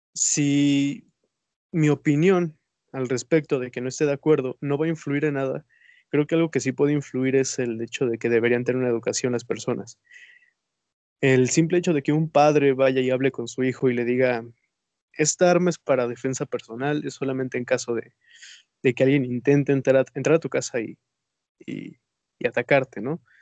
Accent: Mexico; somos mexicanos

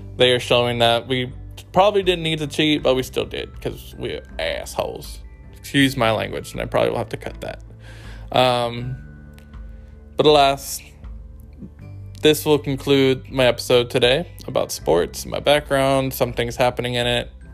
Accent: Bay Area, California, United States; growing up in the Bay Area

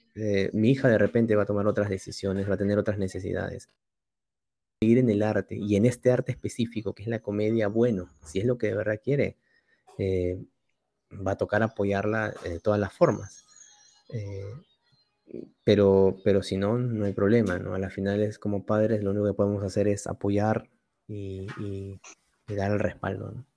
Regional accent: Lima, Peru; yo soy limeño, soy el típico limeñito huevón

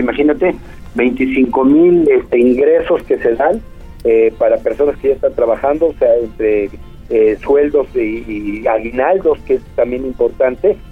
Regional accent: Puebla, Mexico; podamos convivir como poblanos

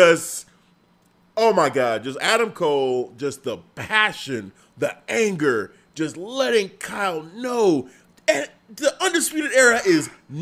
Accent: Nigeria; being Nigerian

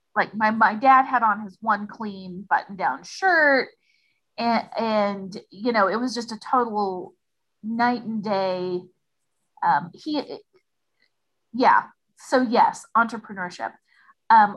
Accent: El Dorado, Kansas, United States; there is a community college in my hometown, and it is located on Haverhill Road. And so everybody in El Dorado called it Haverhill High

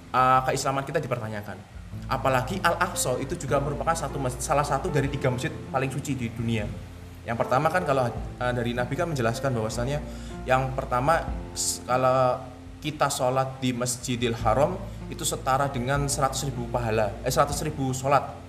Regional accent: Indonesia; kita sebagai warga negara Indonesia uh WNI

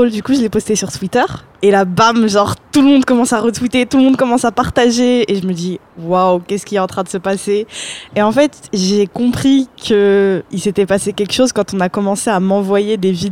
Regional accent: Paris, Île-de-France, France; born there; moi, je suis née à Paris, Barbès.

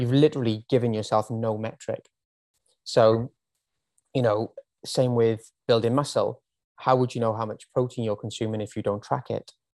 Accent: Wales, United Kingdom; moved away as an adult; now in Australia; I am from Wales originally. If you didn't already pick up on the accent

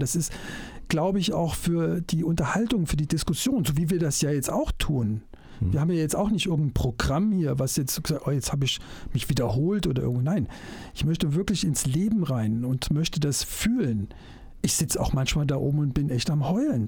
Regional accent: Germany; ich als Wessi

